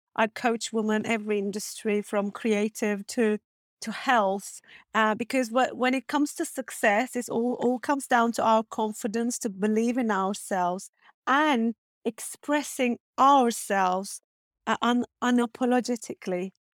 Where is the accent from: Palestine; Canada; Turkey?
Turkey; English is a second language; moved away as an adult; also born or lived in Istanbul; now in Rottingdean, United Kingdom; I'm originally from Turkey